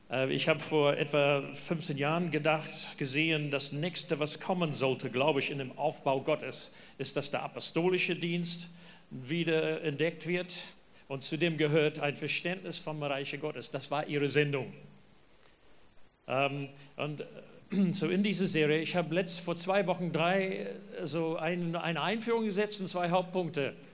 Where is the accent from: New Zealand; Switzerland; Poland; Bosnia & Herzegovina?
New Zealand; German is a second language; Ja, schön nach Neuseeland fliegen. Da kommen wir her. Man merkt es an meinem Dialekt, südlichem Klang in meinem Deutsch.